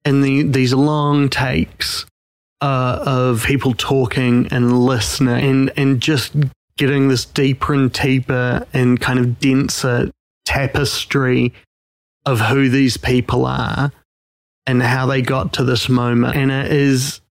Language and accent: English; New Zealand; I'm a New Zealander. They know we are in Auckland, New Zealand